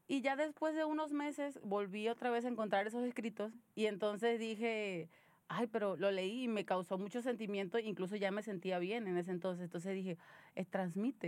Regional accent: Venezuela; now in Monterrey, Mexico; soy una venezolana viviendo en Monterrey

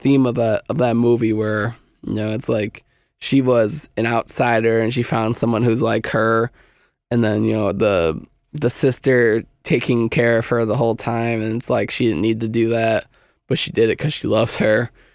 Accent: United States; I'm American

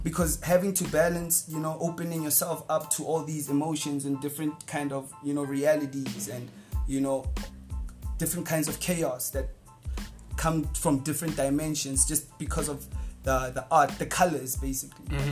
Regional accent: South Africa; English is a second language; also born or lived in Johannesburg; I'm, I'm from Boch, so Boch is such a warm place.

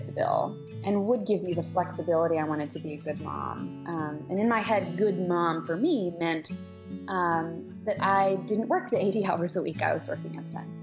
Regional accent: Pensacola, Florida, United States; moved away; I was born and raised in Pensacola, Florida

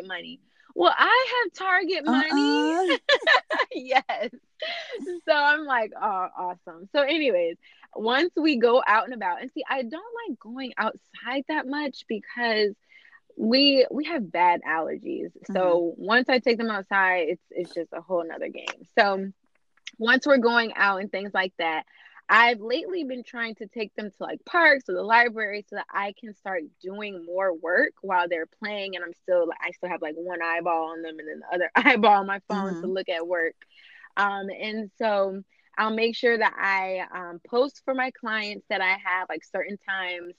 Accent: Virginia Beach, Virginia, United States; moved away as an adult; now in Fredericksburg, United States; I'm from Virginia Beach originally

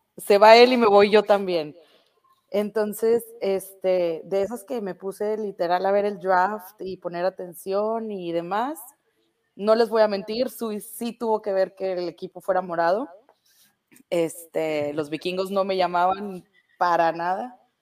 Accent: northern Mexico, Mexico; como todo norteño

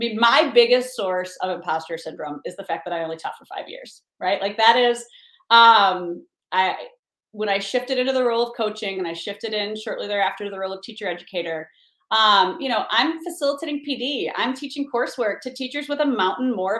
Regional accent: Beloit, Wisconsin, United States; moved away; Beloit, Wisconsin, my hometown

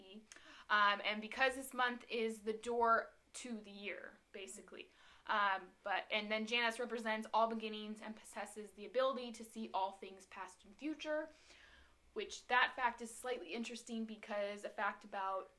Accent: Turlock, California, United States; moved away as an adult; now in Chico, United States; I am from Turlock, California, but moved to Chico a couple years ago

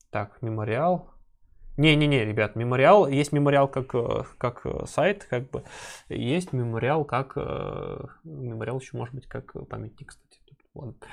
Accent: Novosibirsk, Novosibirsk Oblast, Russia; Я из Новосибирска.

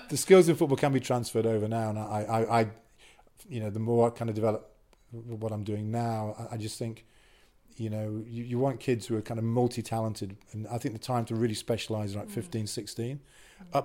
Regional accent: Wales, United Kingdom; Wasn't even picked in the squad because one, I was from North Wales, I think, and two, most important, I was English.

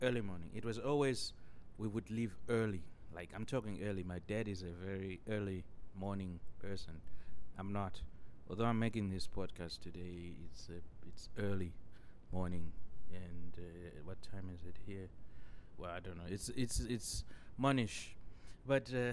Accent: Chivhu, Mashonaland East, Zimbabwe; now in Denmark; I grew up in Zimbabwe, you know, even though I live in Denmark now.

